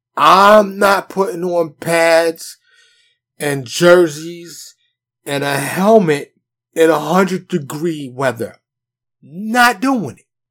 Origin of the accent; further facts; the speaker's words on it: New York City, New York, United States; now in Texas, United States; Me being born and raised in New York City